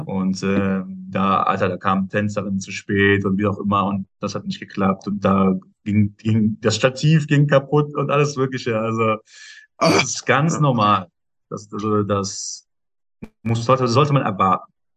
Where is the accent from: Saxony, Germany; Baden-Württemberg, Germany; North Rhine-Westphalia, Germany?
North Rhine-Westphalia, Germany; Ruhr area; Ruhrpott ist meine Heimat, wo ich herkomme